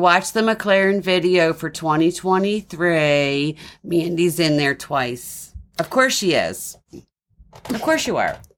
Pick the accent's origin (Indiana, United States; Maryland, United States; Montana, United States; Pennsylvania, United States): Maryland, United States; Baltimore; accent: Baltimore with a twang; I'm from Baltimore